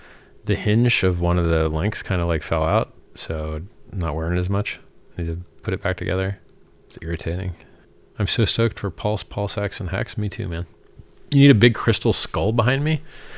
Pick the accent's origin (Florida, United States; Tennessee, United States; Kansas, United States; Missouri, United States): Florida, United States; I'm from Florida as well, Team Florida. It's like a big trailer park of a state that basically is a real-life Jerry Springer show at all times.